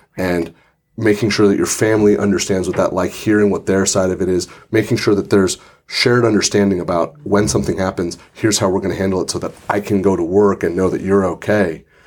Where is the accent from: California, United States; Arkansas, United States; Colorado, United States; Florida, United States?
California, United States; Santa Rosa; As someone who grew up in Santa Rosa, this is my hometown